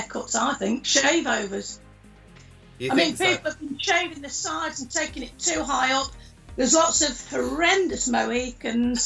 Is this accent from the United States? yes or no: no; Derbyshire, East Midlands, United Kingdom; moved away as an adult; also born or lived in London / Northampton; Back in my hometown, Derbyshire